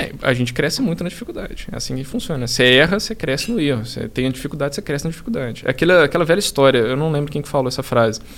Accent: Belo Horizonte, Minas Gerais, Brazil; moved away as an adult; now in São Paulo, Brazil; Eu sou de BH, mudei para cá tem uns três anos

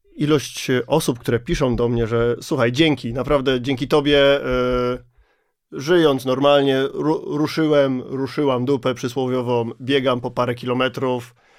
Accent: Kielce, Świętokrzyskie Voivodeship, Poland; to jest osiedle, z którego ja jestem

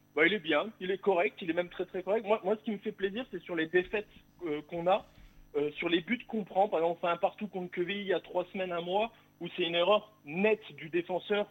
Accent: Bourgogne-Franche-Comté, France; moved away; also born or lived in Toulouse; Je suis redevenu, à, redevenu franc-comtois depuis peu

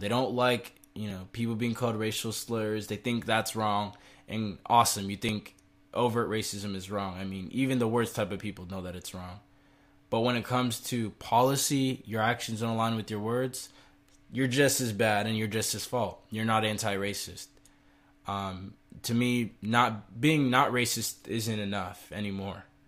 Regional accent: United States; as American citizens and as people of this country

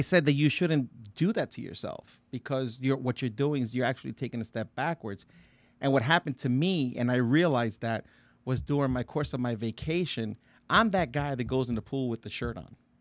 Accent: Puerto Rico; I'm Puerto Rican.

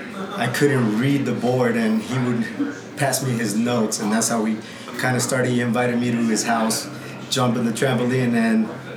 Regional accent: El Paso, Texas, United States; Born and raised in El Paso.

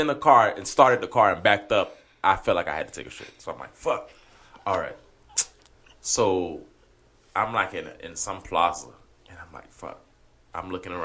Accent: Haiti; first language Haitian Creole; English is a second language; moved away; I was born in Haiti.

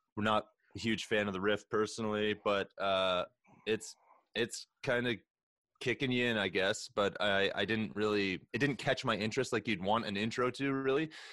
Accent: Canada; we are Canadian legal cannabis smokers

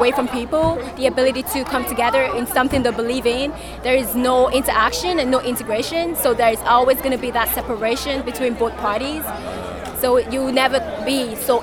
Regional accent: Nigeria; now in China; I'm Nigerian

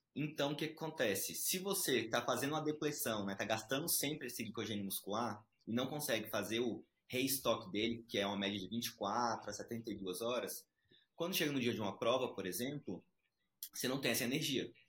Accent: Brasília, Federal District, Brazil; also born or lived in Recife, Pernambuco, Brazil; sou de Recife, é, nasci lá, vim criança para Brasília, então crescido em Brasília

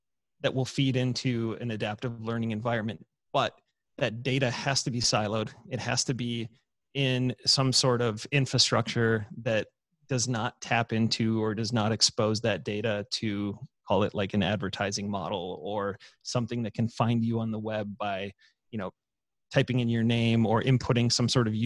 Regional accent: Michigan, United States; my home state in Michigan

